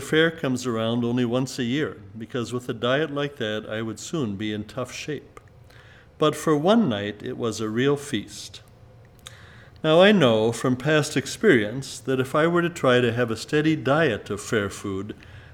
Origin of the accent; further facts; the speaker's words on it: Southern California, United States; Growing up in Southern California